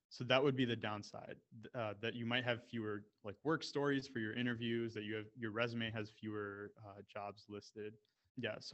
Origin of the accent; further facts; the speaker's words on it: Canada; also born or lived in United States; So for me, when I when I spoke about you know being Indian but growing up in Canada and the U.S. and how that relates to mergers and acquisitions